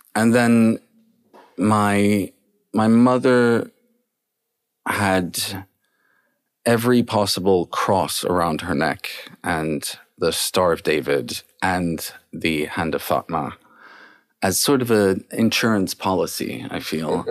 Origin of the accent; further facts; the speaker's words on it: Paris, Île-de-France, France; I was born and raised in Paris